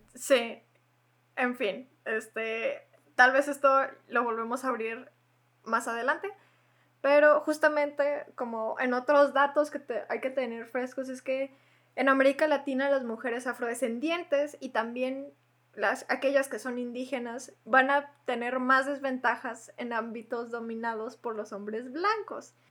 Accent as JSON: {"language": "Spanish", "country": "Mexico", "said": "compartimos todas las mexicanas"}